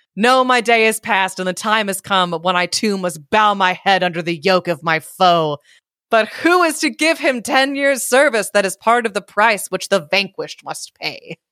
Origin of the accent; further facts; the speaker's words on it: California, United States; moved away as an adult; now in Maryland, United States; as a Californian